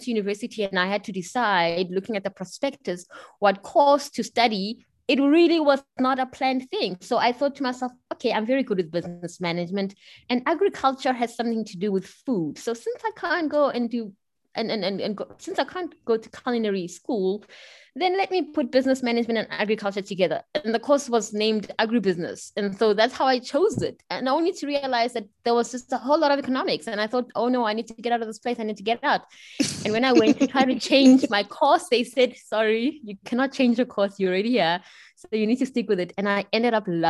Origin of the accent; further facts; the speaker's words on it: Pretoria, Gauteng, South Africa; also born or lived in Bern, Switzerland; I'm South African, you know, as it may have been obvious. I grew up in sunny Pretoria, the capital of South Africa.